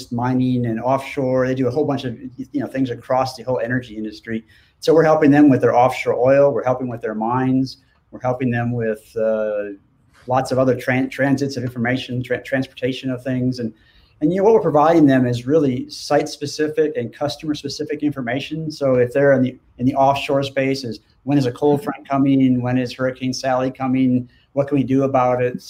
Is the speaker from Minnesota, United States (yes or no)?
yes; St. Paul, Minnesota, United States; moved away as an adult; now in Norman, United States; I grew up in Minnesota, in St. Paul, and spent my first 19 years of my life there